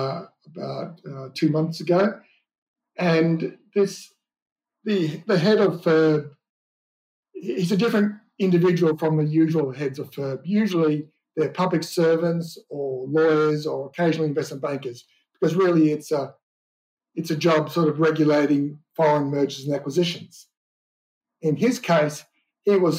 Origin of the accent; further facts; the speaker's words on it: Australia; my home country, Australia.